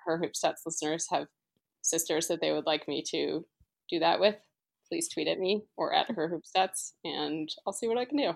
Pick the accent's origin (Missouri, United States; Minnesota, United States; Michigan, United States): Missouri, United States; St. Louis; I grew up in Saint Louis